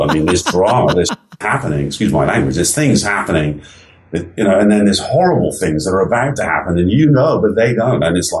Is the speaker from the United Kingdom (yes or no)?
yes; England, United Kingdom; now in United States; except that I grew up in England. And, you know, England over here seems like a small place, but there's 60 million people living there